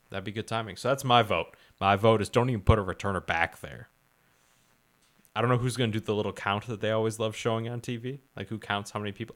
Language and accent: English; Palatine, Illinois, United States; also born or lived in Rolling Meadows, Illinois; I moved from Rolling Meadows to Palatine when I was young